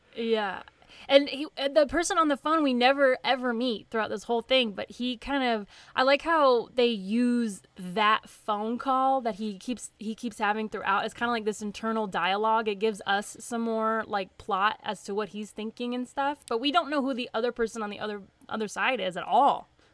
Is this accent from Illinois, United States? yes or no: no; White House, Tennessee, United States; accent: southern; moved away; I'm from Nashville. I say Nashville, but it's a little bitty town north of Nashville called White House, Tennessee.